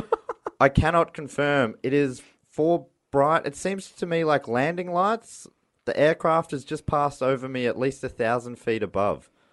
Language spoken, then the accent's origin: English; Moorabbin, Victoria, Australia; I grew up in Moorabbin